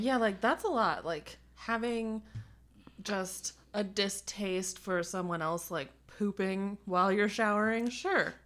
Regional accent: Colorado, United States; I'm from Colorado

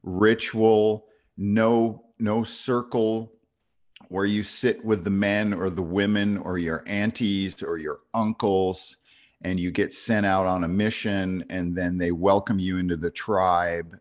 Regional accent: New York, United States; even at thirteen growing up in New York

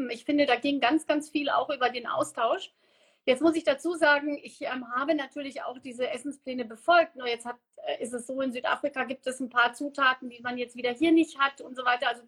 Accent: Namibia; now in Germany; wer mich nicht kennt, geboren und aufgewachsen in Namibia, ähm, seit 28 Jahren in Deutschland.

